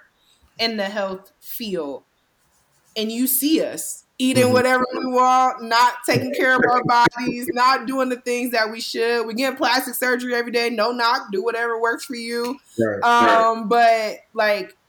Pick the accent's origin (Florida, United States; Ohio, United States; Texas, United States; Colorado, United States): Ohio, United States; Cleveland; I'm not from New York. I'm from Cleveland